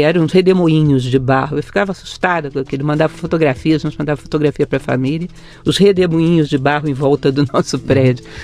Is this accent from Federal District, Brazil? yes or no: yes; Brasília, Federal District, Brazil; also born or lived in Rio de Janeiro; Eu nasci no Rio de Janeiro, sou uma carioca meio brasiliense já. Cheguei aos 9 anos de idade em Brasília